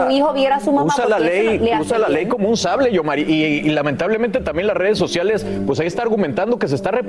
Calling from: Boston, Massachusetts, United States; Buenos días. Soy … de Boston.

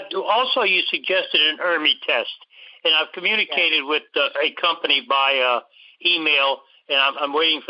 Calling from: Metairie, Louisiana, United States; I'm calling from Metairie, Louisiana, which is actually a suburb of New Orleans.

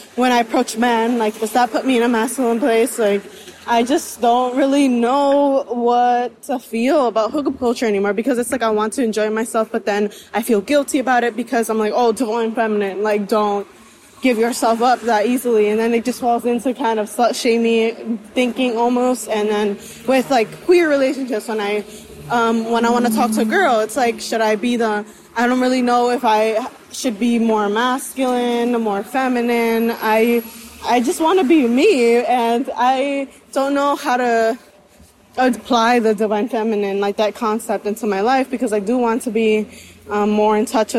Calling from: New York City, New York, United States; I'm tuning in from New York City as well.

